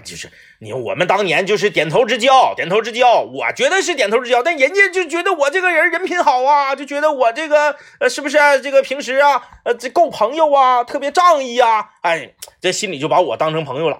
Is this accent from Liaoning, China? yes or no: yes; Liaoning, China; moved away; 我们辽宁老家